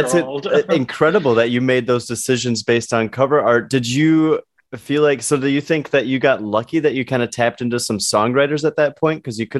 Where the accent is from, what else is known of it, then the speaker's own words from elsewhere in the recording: Wisconsin, United States; because I'm from Wisconsin, but I've spent a lot of time now living in the South.